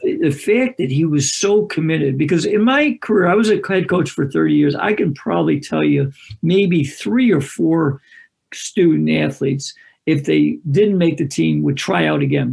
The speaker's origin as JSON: {"language": "English", "town": "Greece", "region": "New York", "country": "United States", "tie": "born or raised there", "said": "I live in a suburb of Rochester, New York, and I wanted to be a head coach in my hometown, which is Greece"}